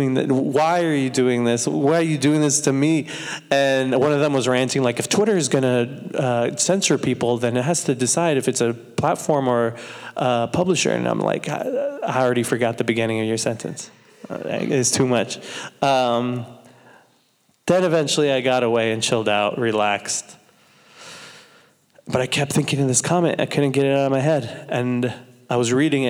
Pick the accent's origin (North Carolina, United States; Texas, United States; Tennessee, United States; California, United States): California, United States; Santa Maria; from Santa Maria, California.